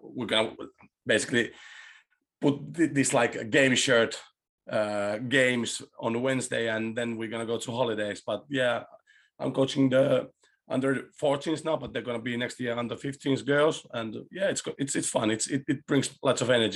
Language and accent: English; Chile; English is a second language; now in Finland; I was born in Chile and my father was an ex-football player, a goalkeeper